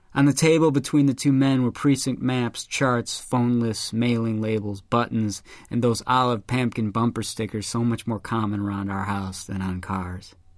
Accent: Chicago, Illinois, United States; my hometown of Chicago.

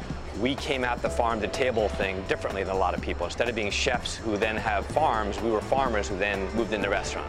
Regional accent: East Coast, United States; moved away; So I'm originally from the East Coast.

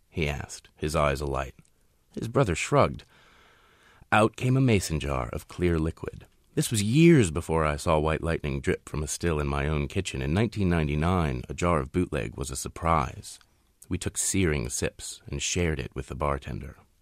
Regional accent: Shenandoah Valley, Virginia, United States; moved away; I grew up in Moonshine Country, I, I, in the Shenandoah Valley. I left the Shenandoah Valley eventually

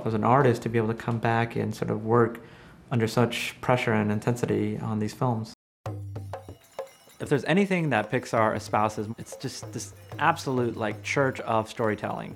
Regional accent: San Bernardino, California, United States; I was raised in Southern California. My parents owned a motel in San Bernardino, California.

